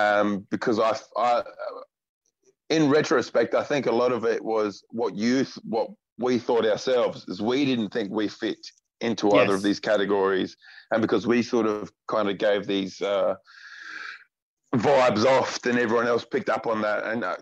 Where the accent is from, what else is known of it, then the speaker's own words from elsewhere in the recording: Port Adelaide, South Australia, Australia; Port Adelaide in South Australia. Beautiful, lovely Port Adelaide.